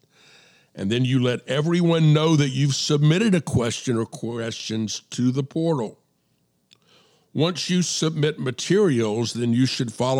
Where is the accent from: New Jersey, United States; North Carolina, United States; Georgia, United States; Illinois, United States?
Georgia, United States; DeKalb County, Atlanta area; I went to Avondale